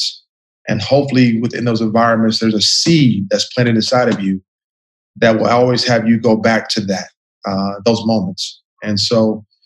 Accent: Columbus, Ohio, United States; very proud to say I am from Columbus. Asked me throughout the years, where are you from? I said, Columbus, Ohio

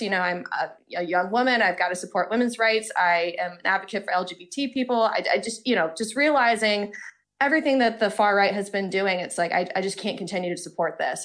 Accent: Georgia, United States; moved away as an adult; now in Boston, United States; I'm originally from Georgia, born and raised

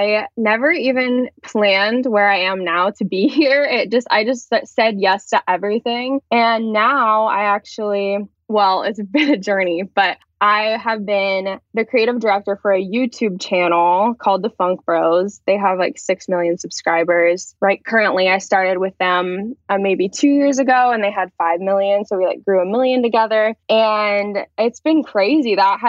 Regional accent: Lincoln, Nebraska, United States; born or raised there; moved away as an adult; now in Los Angeles, United States

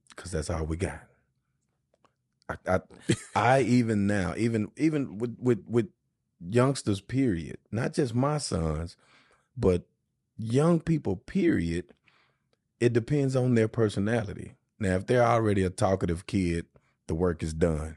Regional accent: Shreveport, Louisiana, United States; moved away; my hometown of Shreveport

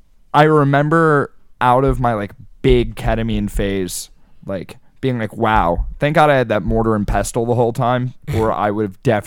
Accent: Lenape Regional school district, New Jersey, United States; I went to Lenape

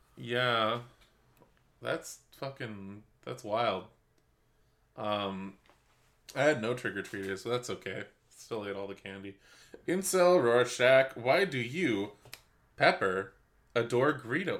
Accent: Canada; we're Canadian

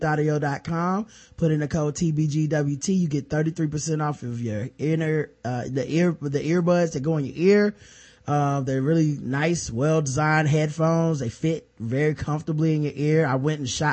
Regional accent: the South, North Carolina, United States; we're from the South. This is North Carolina.

